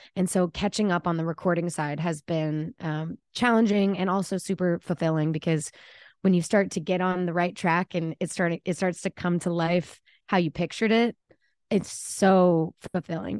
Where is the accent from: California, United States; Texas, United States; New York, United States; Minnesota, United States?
Texas, United States; Plano; moved away as an adult; also born or lived in Austin, Texas; now in Nashville, United States; I'm born and raised in Dallas, Texas, or outside of Dallas, Plano, Richardson area